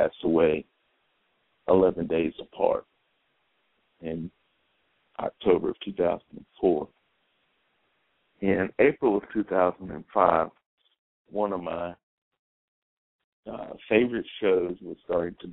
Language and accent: English; the South, United States; I'm from the South